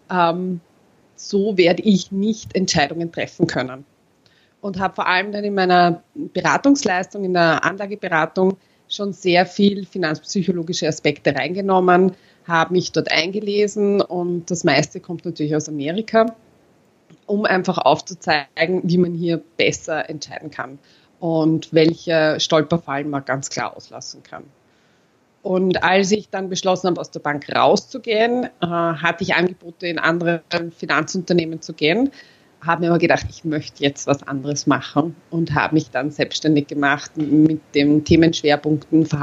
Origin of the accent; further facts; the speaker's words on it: Austria; born there; habe als äh, geborener Österreicher den Unterschied zwischen Aktien und Anleihen nicht gekannt